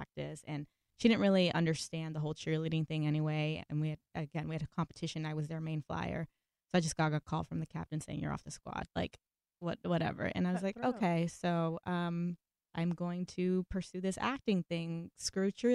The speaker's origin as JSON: {"language": "English", "town": "Los Angeles", "region": "California", "country": "United States", "tie": "born or raised there", "said": "I'm first generation American, born and raised here in Los Angeles."}